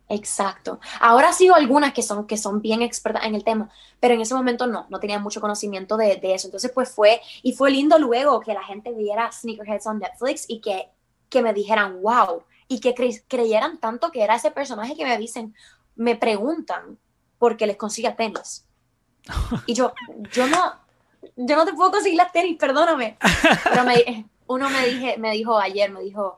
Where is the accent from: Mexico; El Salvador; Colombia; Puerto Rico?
Puerto Rico; somos todos puertorriqueños